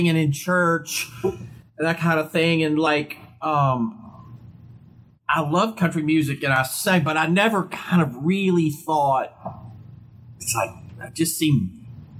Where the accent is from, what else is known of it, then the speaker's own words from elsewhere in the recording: Portsmouth, Virginia, United States; I was born in Virginia, Portsmouth, Virginia, which was kind of near Virginia Beach, the coast there, that tidewater area it's called. And so when I was a kid, we had a store